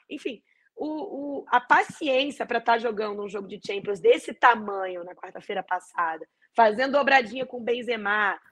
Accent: Brazil; eu, como brasileira e como torcedora da seleção brasileira

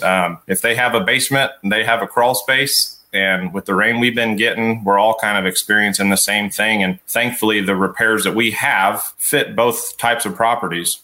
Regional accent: Petersburg, Illinois, United States; growing up in Petersburg, Illinois

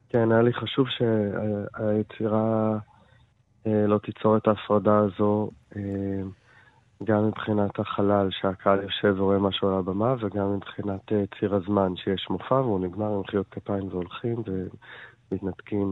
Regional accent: Israel; also born or lived in Jaffa / Jerusalem

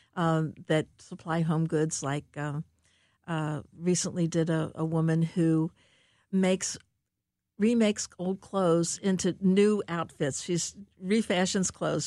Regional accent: Cincinnati, Ohio, United States; moved away as an adult; now in St. Louis, United States; I grew up in Cincinnati, uh, Ohio

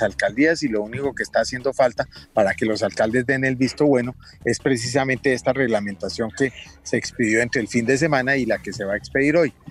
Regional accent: Bogotá, Bogotá Capital District, Colombia; He sido socio toda la vida, nací en el Club los Lagartos

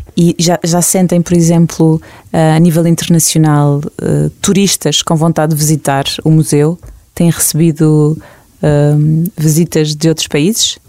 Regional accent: Portugal; nós portugueses

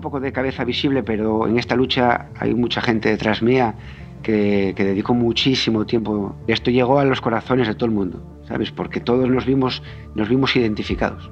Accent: Asturias, Spain; also born or lived in Pontevedra; yo soy asturiano y tengo la familia aquí en Asturias

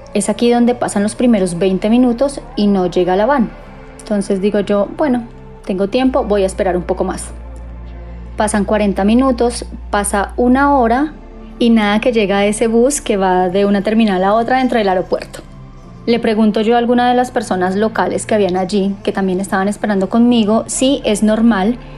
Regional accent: Colombia; soy de Colombia

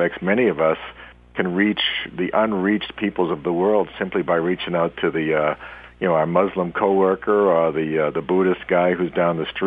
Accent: Boston, Massachusetts, United States; I'm from the Boston area all my life

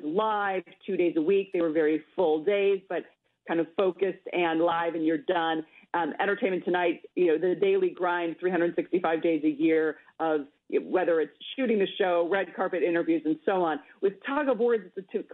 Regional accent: Minnesota, United States; I'm a Minnesotan

